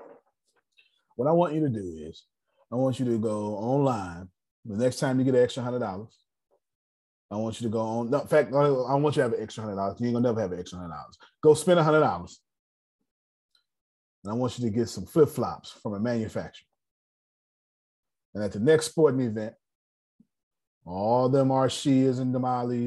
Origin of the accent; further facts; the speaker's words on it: the South, United States; I'm from the South